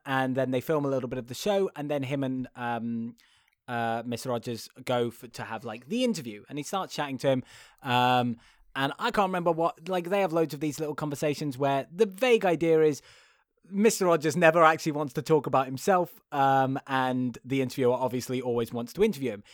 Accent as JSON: {"language": "English", "country": "United Kingdom", "said": "being British"}